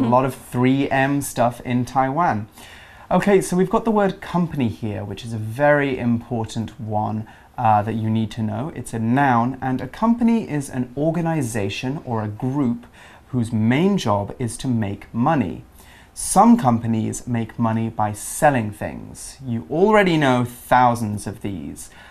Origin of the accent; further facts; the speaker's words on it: England, United Kingdom; I'm from the UK, I'm from England